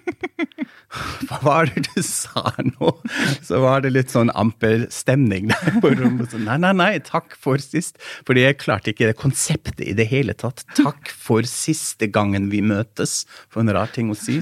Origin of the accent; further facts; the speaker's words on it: Germany; Norwegian is a second language; moved away as an adult; now in Norway; for oss tyskere